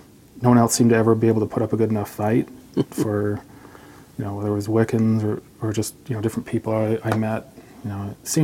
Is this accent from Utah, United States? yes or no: yes; West Jordan, Utah, United States; I was born in West Jordan.